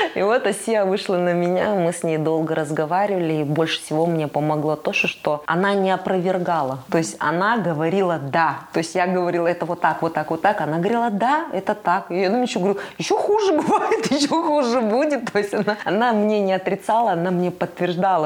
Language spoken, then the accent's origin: Russian; Kazakhstan; в чужом городе, в чужой стране, и где ты как белая ворона, казашка, все вокруг у тебя русские голубоглазые